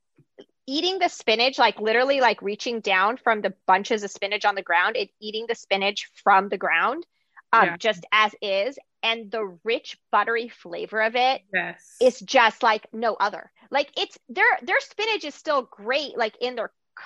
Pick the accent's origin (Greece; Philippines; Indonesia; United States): Greece; moved away; I grew up like in Greece